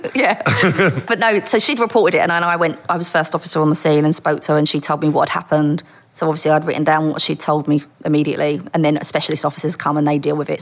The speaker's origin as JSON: {"language": "English", "town": "Dagenham", "region": "London", "country": "United Kingdom", "tie": "born or raised there", "said": "I was born in East London and grew up in Dagenham."}